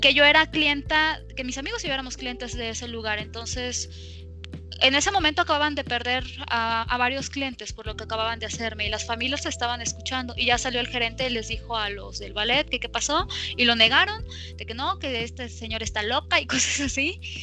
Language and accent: Spanish; Campeche, Mexico; now in Mexico City, Mexico; Yo nací y crecí en Campeche, un lugar extremadamente caliente